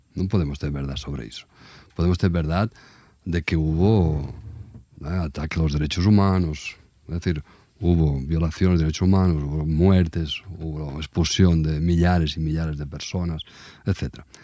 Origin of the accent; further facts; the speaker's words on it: Barcelona, Catalonia, Spain; moved away as an adult; now in Brazil; yo soy de Barcelona.